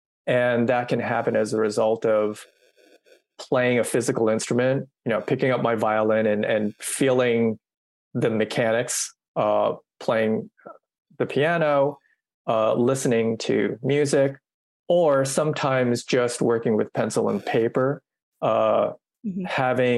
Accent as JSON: {"language": "English", "country": "United States", "said": "I'm Asian American and I've written this horn piece."}